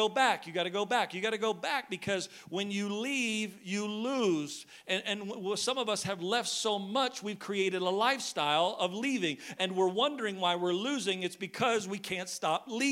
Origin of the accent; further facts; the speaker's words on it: Maine, United States; because I'm from Maine